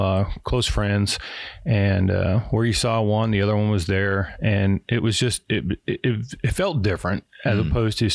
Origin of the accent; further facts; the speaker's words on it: Oregon, United States; I was born in Oregon, raised there in Oregon